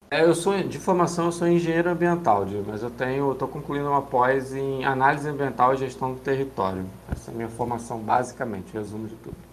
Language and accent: Portuguese; Rio de Janeiro, Brazil; sou aqui do Rio de Janeiro